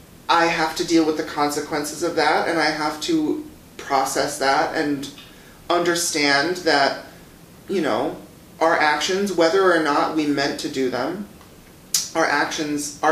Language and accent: English; northern Wisconsin, United States; moved away as an adult; I'm originally from a really small town in northern Wisconsin